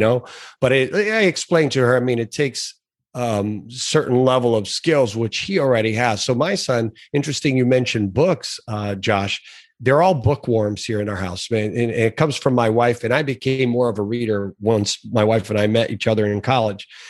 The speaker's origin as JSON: {"language": "English", "region": "South Florida", "country": "United States", "tie": "born or raised there", "also_born_or_lived": "Brazil", "said": "I had been here in the United States for a year. So we came from Brazil originally to South Florida"}